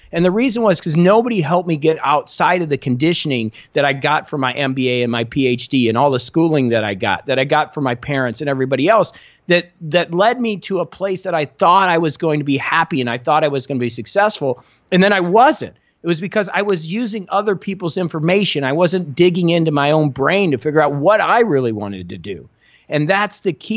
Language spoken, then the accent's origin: English; Indiana, United States; moved away; I come from Indiana, very small town, thirty thousand people. My parents were both factory workers